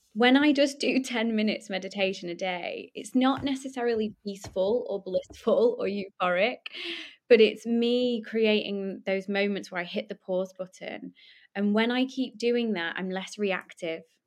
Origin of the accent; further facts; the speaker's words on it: Poulton-le-Fylde, North West England, United Kingdom; I'm from Lancashire.